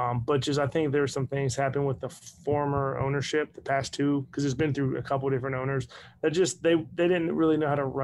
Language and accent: English; Northern Virginia, United States; now in Saraland, United States; I'm from Northern Virginia.